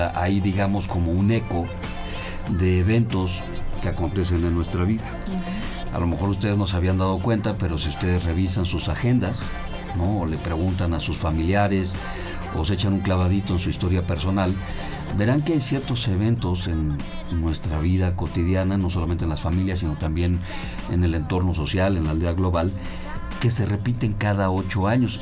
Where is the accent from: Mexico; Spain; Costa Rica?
Mexico; como mexicanos